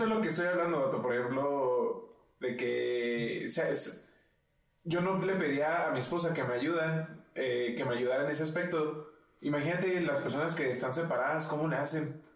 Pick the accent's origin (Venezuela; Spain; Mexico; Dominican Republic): Mexico; Chihuahua; nosotros somos de Chihuahua y Chihuahua es el, estado número uno, hasta donde sé, con mayor divorcios en el país.